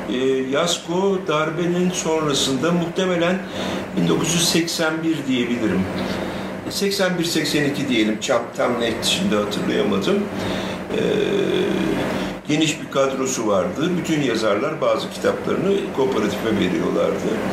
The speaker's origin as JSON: {"language": "Turkish", "region": "Ankara", "country": "Turkey", "tie": "born or raised there", "also_born_or_lived": "Diyarbakır", "said": "Ben e, Ankara'da doğdum. E, hayatımın küçük bir bölümü hariç hep Ankara'da yaşadım"}